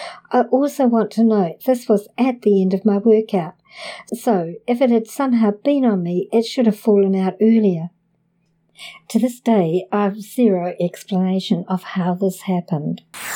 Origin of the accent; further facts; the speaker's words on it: Canada; now in Los Angeles, United States; I want to note that I am from Canada and the oldest in my family, so this was a big transition for all of us.